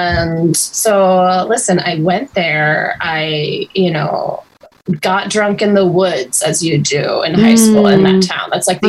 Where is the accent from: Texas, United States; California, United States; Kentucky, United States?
California, United States; Sonoma; I'm just a girl from a small town in Northern California. Mm. I'm from Sonoma. People know it as wine country.